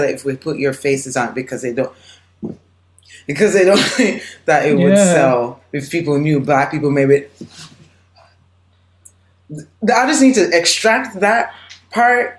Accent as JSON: {"language": "English", "country": "Jamaica", "tie": "born or raised there", "moved": "yes", "lives_now": "United States", "said": "I'm born and raised in Jamaica"}